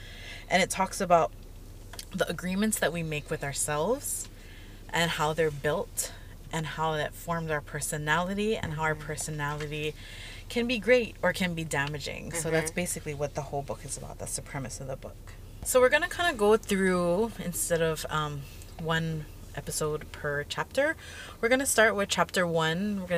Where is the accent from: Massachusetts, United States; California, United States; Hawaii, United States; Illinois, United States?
Hawaii, United States; Even being Native Hawaiian, yes.